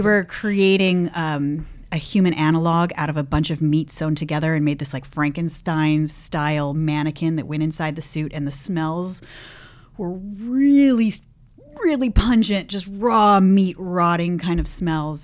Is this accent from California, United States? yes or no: yes; Los Gatos, California, United States; moved away as an adult; now in San Francisco, United States; I grew up in Las Gatas